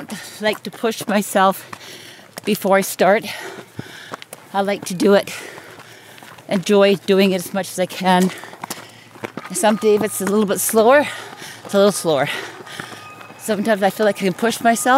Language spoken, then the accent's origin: English; North Vancouver, British Columbia, Canada; I was born here on Grouse Mountain in North Vancouver. I lived, born and raised here.